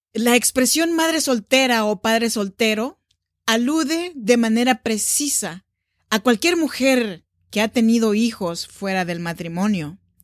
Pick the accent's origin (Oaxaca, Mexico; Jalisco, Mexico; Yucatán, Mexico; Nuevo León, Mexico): Oaxaca, Mexico; now in Sacramento, United States; Soy nacida en Oaxaca, México